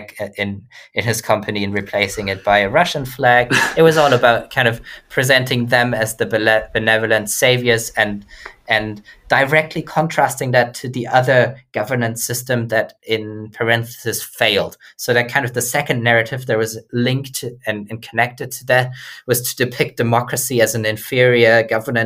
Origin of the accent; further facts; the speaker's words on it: Germany; my home country of Germany